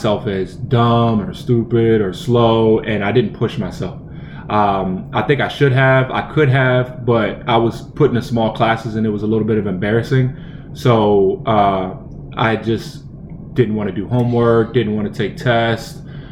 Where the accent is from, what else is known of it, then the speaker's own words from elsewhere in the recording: Centerville, United States; I was born and raised in Centerville.